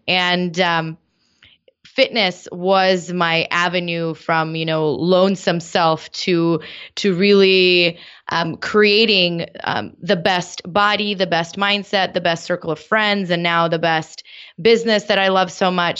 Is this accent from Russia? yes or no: yes; Moscow, Russia; now in San Diego, United States; I grew up in Moscow